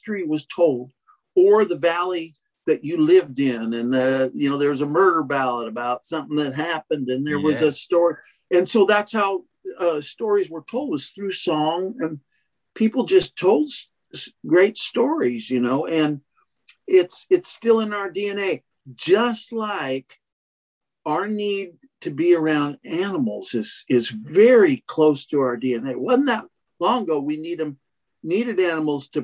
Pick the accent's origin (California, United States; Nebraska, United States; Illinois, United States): California, United States; Monterey; I'm born and raised in Monterey, California, outside of town